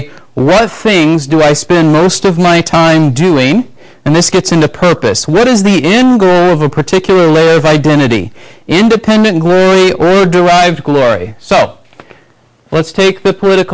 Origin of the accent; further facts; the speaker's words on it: United States; we grew up in the United States